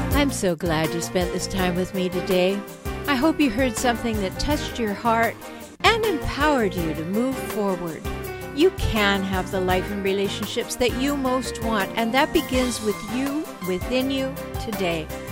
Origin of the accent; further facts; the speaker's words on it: Canada; now in San Diego, United States; I'm a Canadian, but I li, I have dual citizenship. I live in San Diego, California.